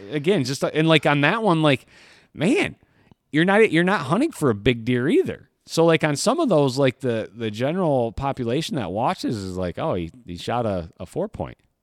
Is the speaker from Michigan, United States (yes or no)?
yes; Michigan, United States; I grew up here in Michigan